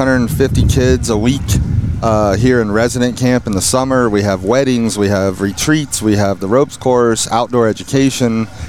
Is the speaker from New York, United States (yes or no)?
no; California, United States